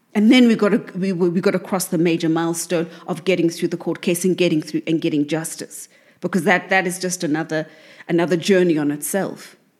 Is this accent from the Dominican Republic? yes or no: no; South Africa; South Africa, because this is the, the, the, my home country